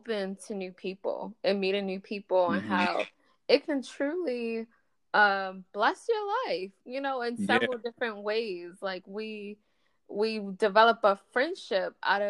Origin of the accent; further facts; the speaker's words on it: Baltimore, Maryland, United States; also born or lived in Tampa, Florida; I'm from Baltimore. I was born here, and I tell people semi-raised here because I truly lived all over Maryland. And I also lived in Tampa in my childhood.